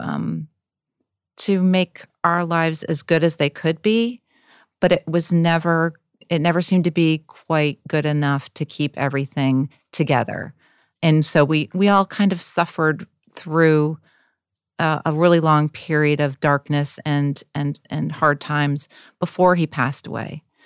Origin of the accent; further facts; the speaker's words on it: Wisconsin, United States; in a white middle class family in Wisconsin